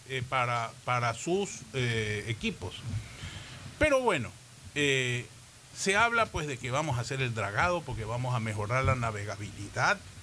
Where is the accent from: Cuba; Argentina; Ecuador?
Ecuador; Guayaquil, Guayas; todos los que nacimos en Guayaquil